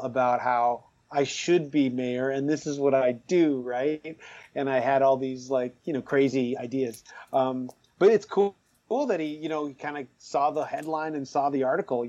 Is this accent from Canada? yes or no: yes; Toronto, Ontario, Canada; I'm from Scarborough